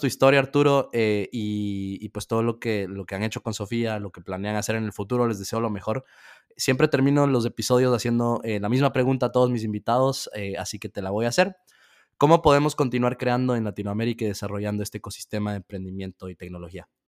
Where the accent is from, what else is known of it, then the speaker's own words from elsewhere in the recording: Ecuador; de donde soy yo en Ecuador